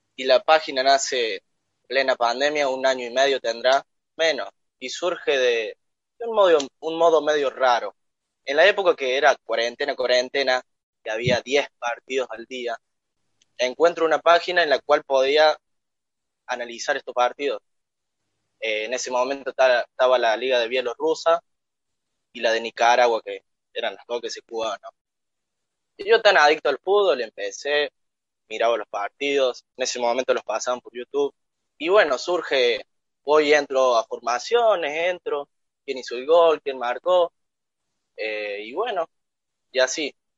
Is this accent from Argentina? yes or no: yes; La Tordilla, Córdoba, Argentina; accent: cordobés; Soy de un pueblito llamado La Tordilla, a 19 kilómetros de Arroyito